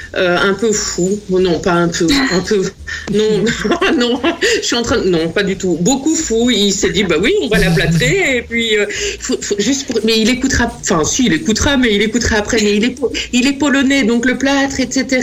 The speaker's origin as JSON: {"language": "French", "town": "Namur", "region": "Wallonia", "country": "Belgium", "said": "moi je suis namuroise"}